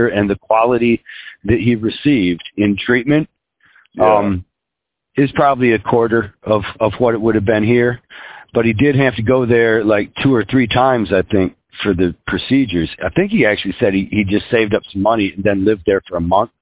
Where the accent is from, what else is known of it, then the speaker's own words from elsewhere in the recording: United States; I'm American